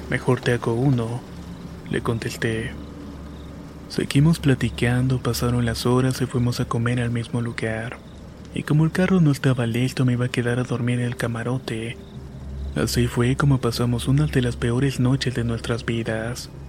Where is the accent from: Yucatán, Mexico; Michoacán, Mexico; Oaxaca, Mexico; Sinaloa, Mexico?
Sinaloa, Mexico; Mazatlán; Soy originario de Mazatlán, Sinaloa y muy cerca de donde vivo hay una hacienda de la época de la Revolución